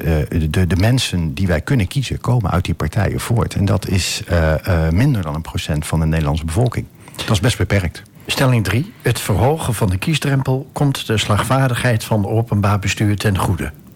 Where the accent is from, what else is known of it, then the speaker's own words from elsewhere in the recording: edge of the Veluwe, near Dieren, Gelderland, Netherlands; also born or lived in Dordrecht; now in Almelo, Netherlands; niet uit Wente, maar ik kom van de rand van de Veluwe. Dat is uh, Laag dat is heel klein. Ergens in de buurt van Dieren